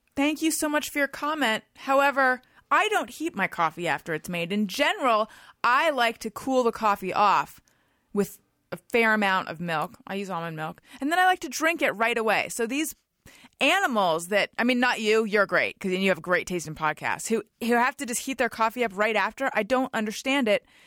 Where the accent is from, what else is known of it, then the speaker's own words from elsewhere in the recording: Orange County, California, United States; also born or lived in Oakland; I'm from Orange County